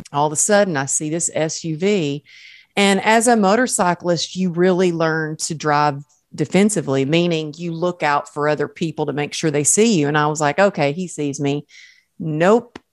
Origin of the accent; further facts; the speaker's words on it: the South, United States; accent: Southern; moved away as an adult; now in Los Angeles, United States; you can take the girl out of the South, but you can't take the South out of the girl